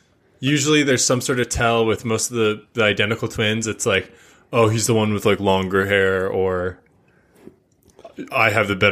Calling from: San Diego, California, United States; Oh, I'm chiming in from San Diego, and I come in San Diego as well.

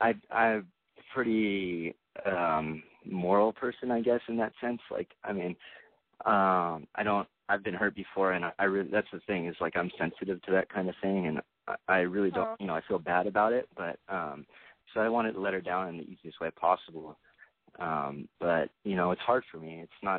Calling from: Southern California, United States; I'm 28, and I'm calling from Southern California.

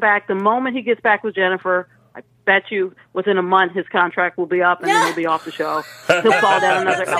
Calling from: Maryland, United States; Hi, this is … from Maryland.

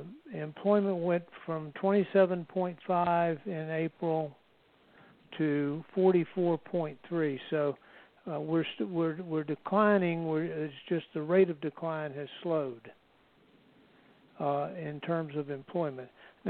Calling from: Marietta, Georgia, United States; I'm in Marietta, Georgia, just down the road from Tim.

